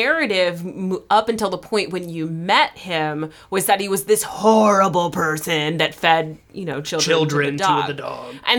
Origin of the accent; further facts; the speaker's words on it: Iowa, United States; Iowa, so I might be a little behind.